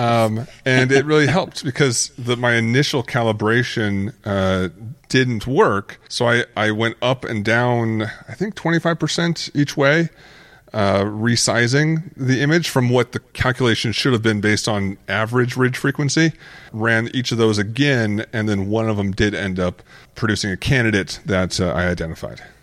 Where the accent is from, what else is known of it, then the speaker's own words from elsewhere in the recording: Arizona, United States; growing up in Arizona